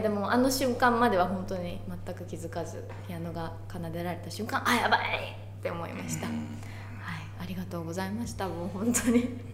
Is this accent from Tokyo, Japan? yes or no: no; Kurume, Fukuoka, Japan; moved away; also born or lived in Kansai; 自分の地元の福岡とか久留米